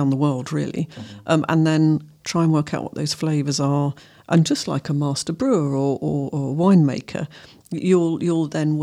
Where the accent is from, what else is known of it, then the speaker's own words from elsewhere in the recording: London, United Kingdom; I come from London